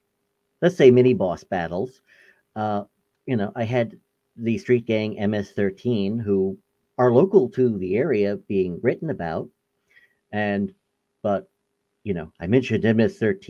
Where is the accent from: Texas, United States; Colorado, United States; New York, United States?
New York, United States; I'm from New York